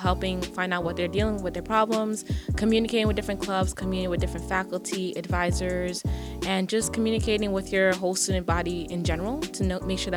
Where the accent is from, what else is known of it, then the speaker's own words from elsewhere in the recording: New York City, New York, United States; English is a second language; also born or lived in Haiti; After I immigrated here, I knew no English literally